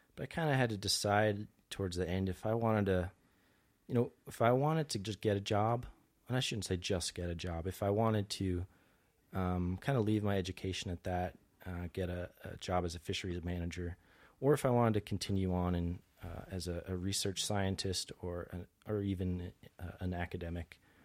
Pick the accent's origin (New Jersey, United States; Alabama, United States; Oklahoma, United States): New Jersey, United States; also born or lived in suburb of Philadelphia, Pennsylvania; I'm originally from New Jersey. I grew up, uh, so I spent two-thirds of my life in, uh, a suburb of Philadelphia